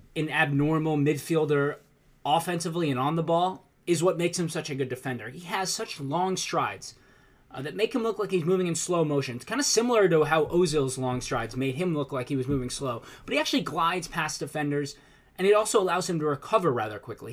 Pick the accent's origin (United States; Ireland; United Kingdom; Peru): United States; as an American